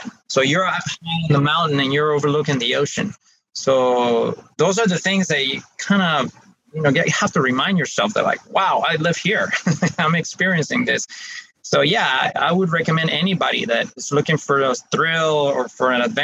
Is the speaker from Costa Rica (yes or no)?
yes; Costa Rica; moved away as an adult; also born or lived in Geneva, Switzerland; I am Costa Rica, even though I wasn't born here. I was born in Switzerland in Geneva. I live most of my life here in Costa Rica, and most of my family are from here.